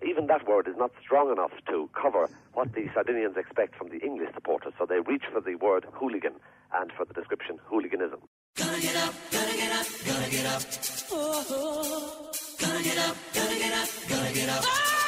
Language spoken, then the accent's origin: English; Ireland; And to us as Irish people, who tend to get a rather good reception here